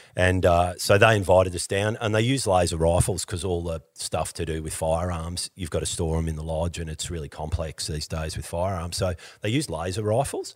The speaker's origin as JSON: {"language": "English", "region": "Victoria", "country": "Australia", "tie": "born or raised there", "said": "I grew up in Victoria."}